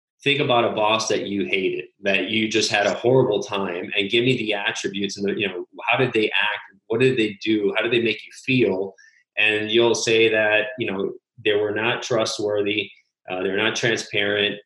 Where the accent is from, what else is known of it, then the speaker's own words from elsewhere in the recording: Miami, Florida, United States; also born or lived in Illinois / Switzerland / Italy / Panama; I'm from Miami, Florida, originally born and raised here, went to school here